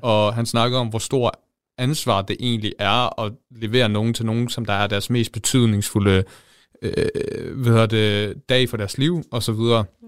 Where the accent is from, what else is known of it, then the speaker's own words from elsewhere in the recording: Jutland, Denmark; Jeg er fra Østbjerg